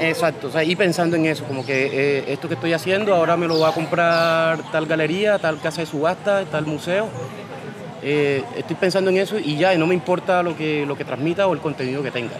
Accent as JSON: {"language": "Spanish", "town": "Cartagena", "region": "Bolívar", "country": "Colombia", "also_born_or_lived": "Bogotá", "moved": "as an adult", "said": "me vine de Cartagena huyéndole ya a esa hostilidad"}